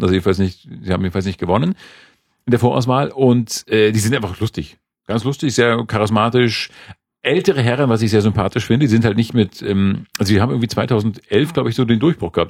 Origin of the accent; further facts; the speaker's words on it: Schleswig-Holstein, Germany; moved away; Also Schleswig-Holstein nördlich der Elbe, also nörd, die Gebiete nördlich der Elbe und westlich von Lübeck so ungefähr. Das ist so meine Heimat.